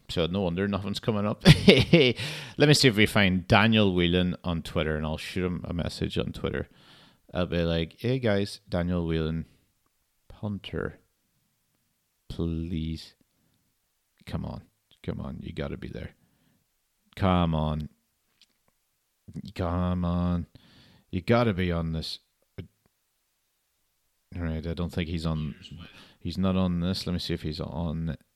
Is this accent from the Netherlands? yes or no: no; Ireland; now in Scotland, United Kingdom; I'm Irish, but based in Scotland.